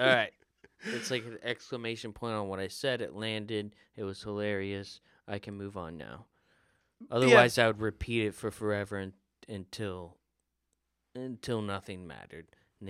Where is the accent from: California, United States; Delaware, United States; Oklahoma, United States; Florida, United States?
Florida, United States; like I grew up in Florida.